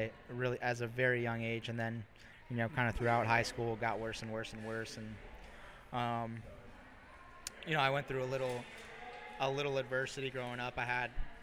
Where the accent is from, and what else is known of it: Northern Virginia, United States; born or raised there